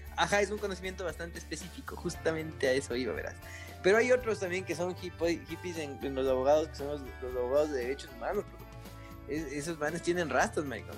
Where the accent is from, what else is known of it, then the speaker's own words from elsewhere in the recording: Latacunga, Cotopaxi, Ecuador; yo soy de la Tacunga, de la Catunga